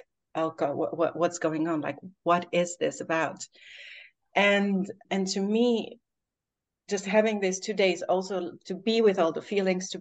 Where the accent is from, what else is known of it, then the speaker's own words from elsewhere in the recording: Albania; moved away; I've also for the last 3 months been living in Albania, in my home country.